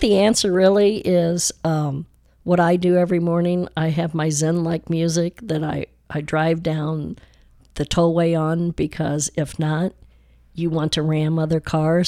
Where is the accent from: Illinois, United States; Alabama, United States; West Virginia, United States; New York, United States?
Illinois, United States; Chicago; also born or lived in Highland Park, Texas / West Dallas, Texas / France; now in Dallas, United States; I've always loved being a Chicagoan